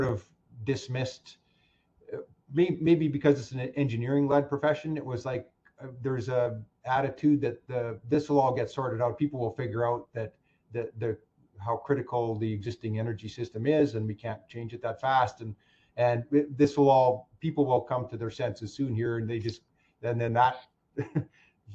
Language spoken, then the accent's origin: English; Saskatchewan, Canada; moved away as an adult; now in Alberta, Canada; I'm from Saskatchewan, and my entire graduating class moved to Alberta